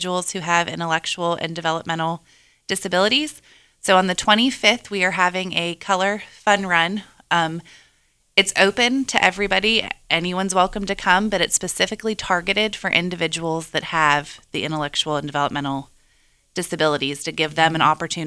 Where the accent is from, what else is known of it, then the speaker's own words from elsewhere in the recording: Ripley, United States; moved away; I'm actually from Ripley originally